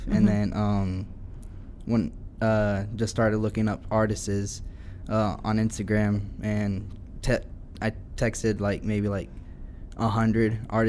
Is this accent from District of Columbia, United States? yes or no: no; Wichita, Kansas, United States; Yeah, so I was born and raised in Wichita. Haven't really been out of Kansas very much. I've been to like maybe like 3 states in like the past 20 years.